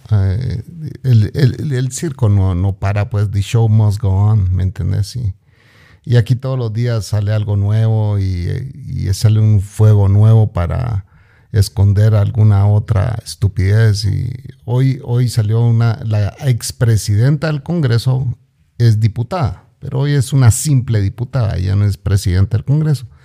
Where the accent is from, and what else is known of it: Guatemala; moved away